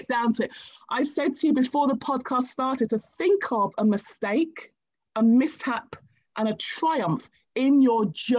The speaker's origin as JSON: {"language": "English", "country": "Nigeria", "said": "And I'm Nigerian by birth."}